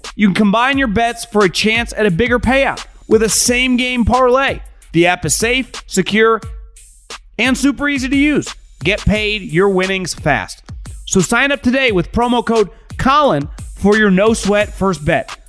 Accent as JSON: {"language": "English", "town": "Davis", "region": "California", "country": "United States", "tie": "born or raised there", "also_born_or_lived": "Philadelphia", "moved": "yes", "said": "I grew up in Davis, but it's basically right next to Sacramento."}